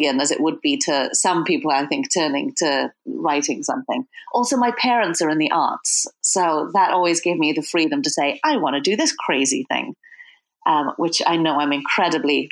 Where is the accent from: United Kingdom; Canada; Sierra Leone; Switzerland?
United Kingdom; Wales; now in Brooklyn, United States; I'm from Wales originally